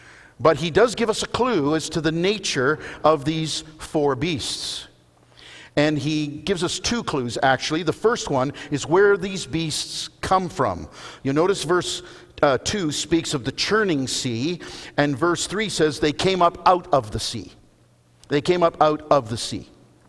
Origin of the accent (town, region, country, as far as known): Canada